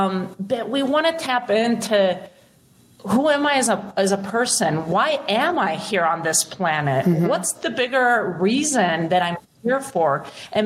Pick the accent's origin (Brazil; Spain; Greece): Spain; moved away; I was born and raised in Spain